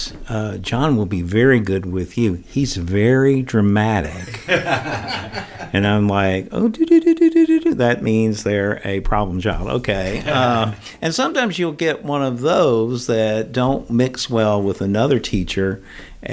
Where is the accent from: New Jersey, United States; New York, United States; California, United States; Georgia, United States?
Georgia, United States; Atlanta; moved away as an adult; also born or lived in Bozeman, Montana; I'm from Atlanta originally, and then I moved back to Atlanta